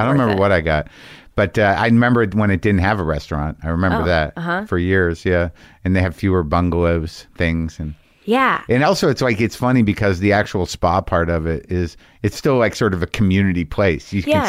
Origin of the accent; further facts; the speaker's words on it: Albuquerque, New Mexico, United States; That's my home state.